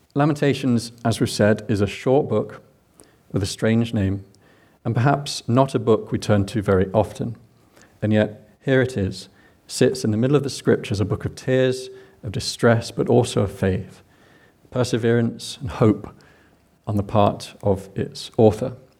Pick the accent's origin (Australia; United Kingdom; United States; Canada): United Kingdom; England; accent: English; now in Scotland, United Kingdom; I'm English